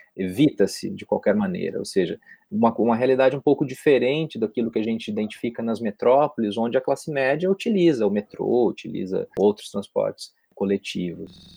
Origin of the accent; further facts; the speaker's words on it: Londrina, Paraná, Brazil; moved away as an adult; also born or lived in Presidente Prudente; now in Rio de Janeiro, Brazil; Eu, na verdade, venho de Londrina, que é no interior do Paraná, no norte do Paraná